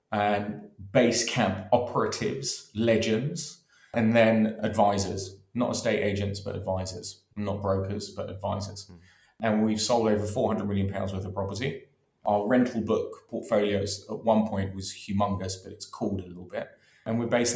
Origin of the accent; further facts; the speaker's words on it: London, United Kingdom; born and raised in London in Maida Vale, borders of Kilburn